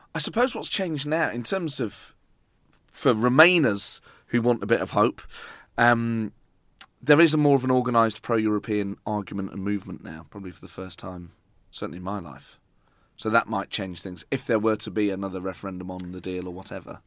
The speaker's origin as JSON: {"language": "English", "town": "Nottingham", "region": "East Midlands", "country": "United Kingdom", "tie": "born or raised there", "said": "I grew up in Nottingham"}